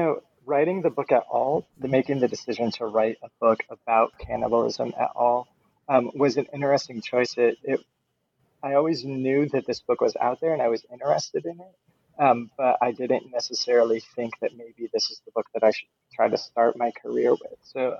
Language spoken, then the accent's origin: English; Fort Wayne, Indiana, United States; So I am from the Midwest. I was born in Fort Wayne, Indiana, in northern Indiana, so I come from sort of a blue-collar background.